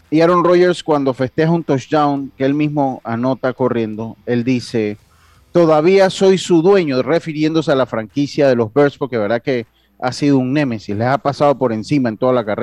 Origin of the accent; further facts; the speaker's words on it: Santo Domingo, Distrito Nacional, Dominican Republic; saludos desde la capital del mundo, desde la ciudad de Santo Domingo, claro que sí, la ciudad misa, de donde soy yo, de mi ciudad de Santo Domingo.